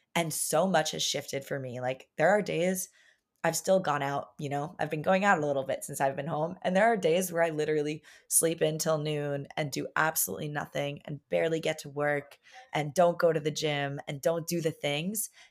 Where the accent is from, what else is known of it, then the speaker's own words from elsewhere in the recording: Long Island, New York, United States; growing up on Long Island, a very like privileged little town